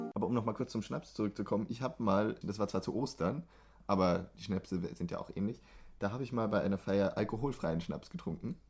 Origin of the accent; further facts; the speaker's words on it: Germany; now in Sweden; Für uns als Deutsche